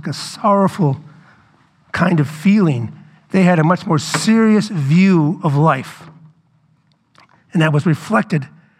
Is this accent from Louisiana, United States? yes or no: yes; New Orleans, Louisiana, United States; I grew up in New Orleans.